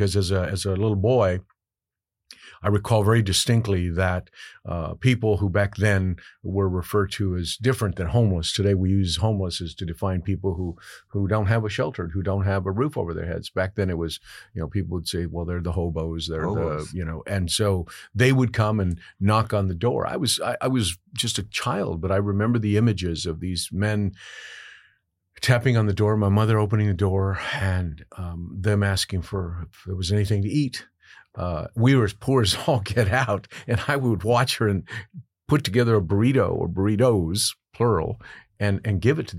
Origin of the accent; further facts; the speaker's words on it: Carrizo Springs, Texas, United States; born there; the journey itself began in the state of Texas, where I was born in Carrizo Springs, Texas. And I am the descendant of a migrant farm working family